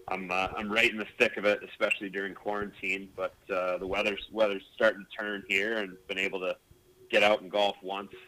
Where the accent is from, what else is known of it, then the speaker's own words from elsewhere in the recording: Zionsville, Indiana, United States; born and raised in Zionsville